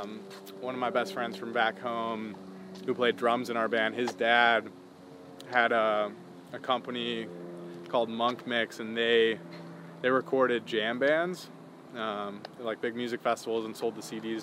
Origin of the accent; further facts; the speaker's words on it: Chicago, Illinois, United States; also born or lived in Winnetka, Illinois; Born and raised in Chicago, in the city originally, so Lincoln Park.